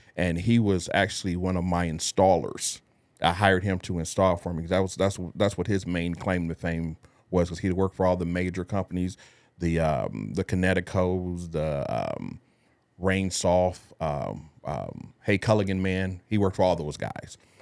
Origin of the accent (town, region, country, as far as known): Detroit, Michigan, United States; born or raised there; moved away as an adult; now in San Antonio, United States